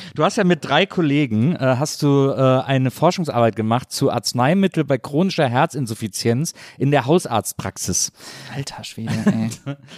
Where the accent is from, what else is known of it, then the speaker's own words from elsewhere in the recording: Cologne, North Rhine-Westphalia, Germany; Ich bin in Köln aufgewachsen, in einem Kölner äh, Raum